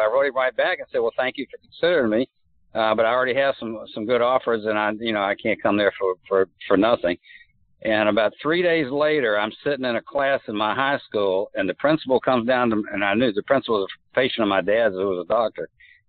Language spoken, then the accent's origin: English; Pensacola, Florida, United States; moved away as an adult; also born or lived in San Diego, California / Buffalo; I was born in San Diego. My dad was in the Navy. I was only there for 6 months. I actually moved to Pensacola, Florida when I was 5 years old and grew up there. I lived there until Cindy and I moved up to Buffalo in 1986.